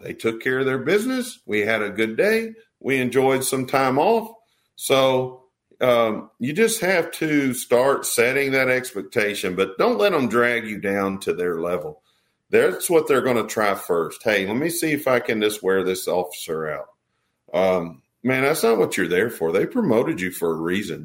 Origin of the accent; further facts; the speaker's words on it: Texas, United States; I'm from Texas